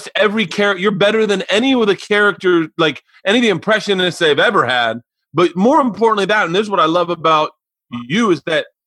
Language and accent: English; the South, United States; I'm a different age and I grew up in the South